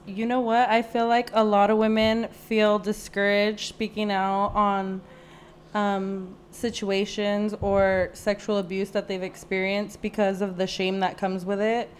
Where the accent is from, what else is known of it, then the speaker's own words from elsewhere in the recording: Whittier, California, United States; here in my hometown of Whittier